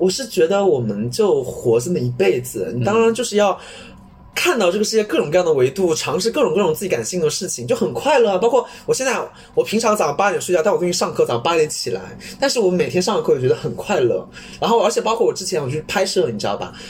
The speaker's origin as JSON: {"language": "Chinese", "town": "Wenzhou", "region": "Zhejiang", "country": "China", "said": "我温州人"}